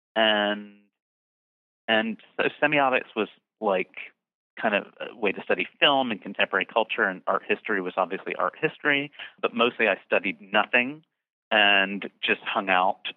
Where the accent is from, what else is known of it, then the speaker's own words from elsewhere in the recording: Bridgeton, New Jersey, United States; I grew up in a town called Bridgeton, New Jersey, that really is in the middle of nowhere